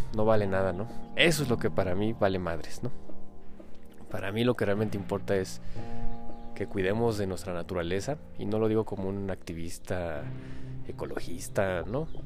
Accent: Mexico; aquí en mi país, México

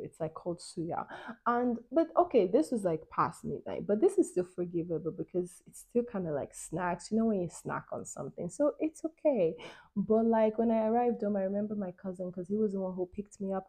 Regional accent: Nigeria; moved away; also born or lived in Europe; growing up in Nigeria as a, as a kid

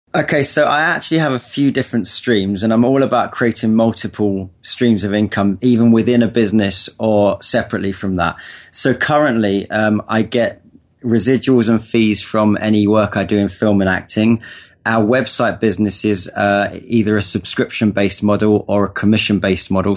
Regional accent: London, United Kingdom; now in Los Angeles, United States; I was born in North London in England. Um, had a pretty uh, regular upbringing. You know, went to school

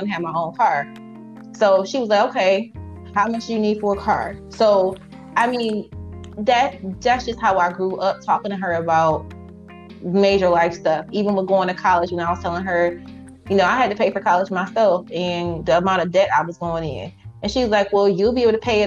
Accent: Highland Park, Michigan, United States; also born or lived in Taylor, Michigan; I grew up in Highland Park early years, and then we later moved to Taylor

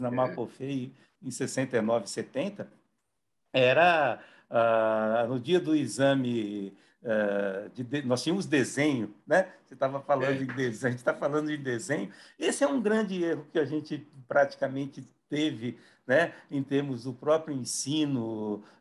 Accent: Marília, São Paulo, Brazil; Na realidade, eu sou de Marília. Né? Marília é uma cidade nova, é uma cidade que não tem 100 anos ainda, tem 93 anos.

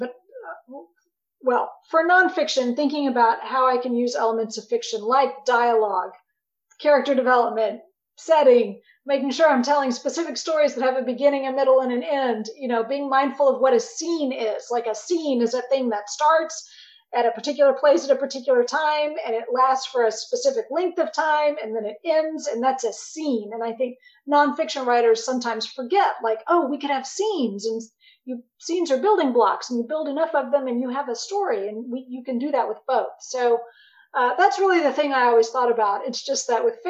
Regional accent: Arlington, Texas, United States; I grew up in Arlington, Texas

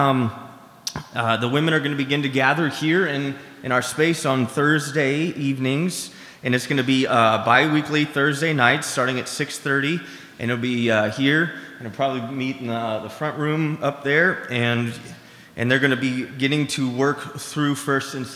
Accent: Seattle, Washington, United States; I grew up in Seattle

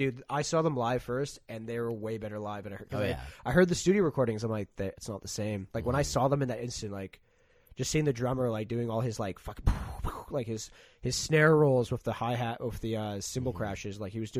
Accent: Vancouver area, British Columbia, Canada; also born or lived in Australia; here in my hometown

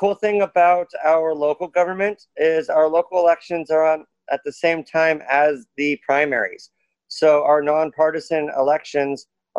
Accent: Springfield, Oregon, United States; also born or lived in Texas; I'm Springfield born, Springfield raised. Then I went to Texas for 6 years with my stepfather. And then we moved back to Springfield, and I've been in Springfield ever since.

